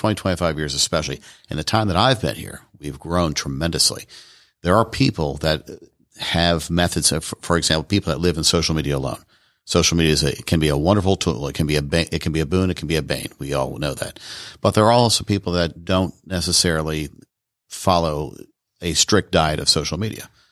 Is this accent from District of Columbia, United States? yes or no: yes; Washington, District of Columbia, United States; moved away as an adult; also born or lived in Tucson, Arizona; now in Rome, Georgia, United States; I'm actually from Washington, D C originally